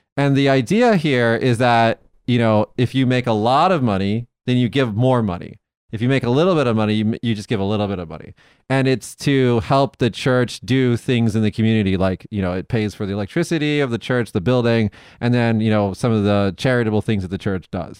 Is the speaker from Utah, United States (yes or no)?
no; Las Vegas, Nevada, United States; moved away; also born or lived in Fukuoka; in Las Vegas, my hometown